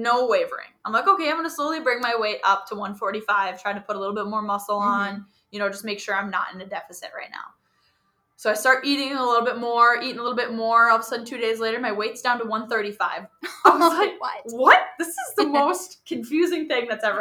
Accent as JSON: {"language": "English", "region": "Wisconsin", "country": "United States", "tie": "born or raised there", "said": "I grew up in Wisconsin"}